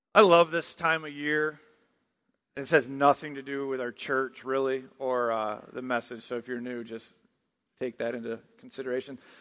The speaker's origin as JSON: {"language": "English", "region": "Michigan", "country": "United States", "moved": "yes", "said": "I'm from Michigan"}